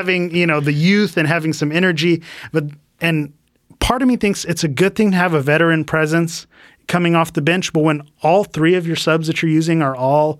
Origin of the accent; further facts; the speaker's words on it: United States; as an American